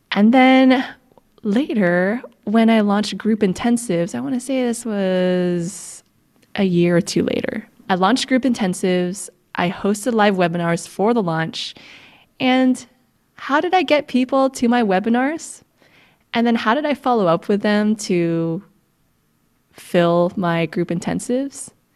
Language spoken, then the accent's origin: English; United States; I'm Filipino American